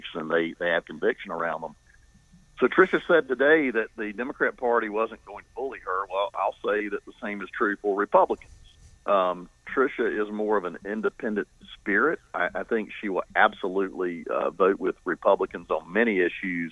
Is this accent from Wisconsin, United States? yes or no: no; Eastern North Carolina, United States; I'm old-fashioned, and I'm from Eastern North Carolina